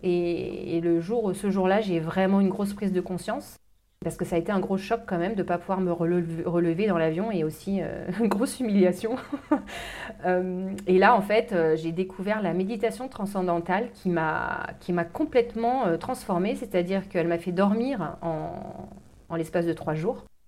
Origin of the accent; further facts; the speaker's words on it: Normandy, France; moved away as an adult; also born or lived in London, United Kingdom; je suis de Normandie, j'ai vécu dans une ferme, donc du milieu agricole